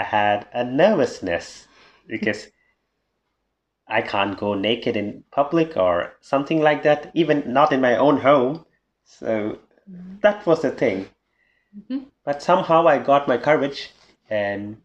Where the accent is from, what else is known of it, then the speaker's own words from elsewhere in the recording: India; moved away as an adult; now in Germany; I'm an Indian, so raised in a conservative country. And 2.5 years ago, I came to Germany